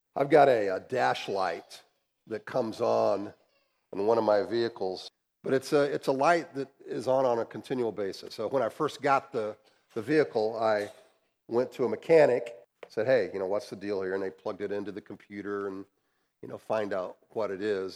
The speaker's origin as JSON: {"language": "English", "country": "United States", "said": "as American capitalists"}